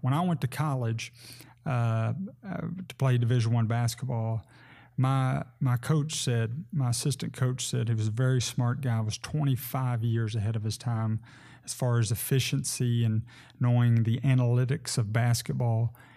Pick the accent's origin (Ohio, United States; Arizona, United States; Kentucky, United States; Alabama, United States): Kentucky, United States; Sebree; moved away as an adult; now in Henderson, United States; I grew up in Sebree and was, uh, a lifelong member of Sebree First Baptist Church